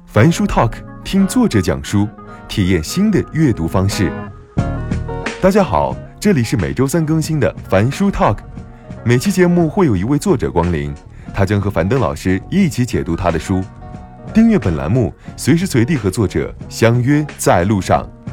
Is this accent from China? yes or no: yes; Hunan, China; 我湖南人爱吃臭豆腐